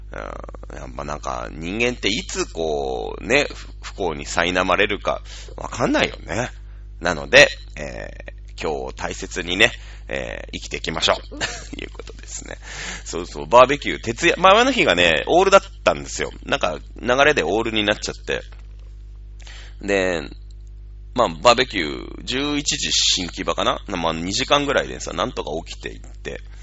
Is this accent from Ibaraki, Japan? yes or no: no; Shizuoka, Japan; 静岡県出身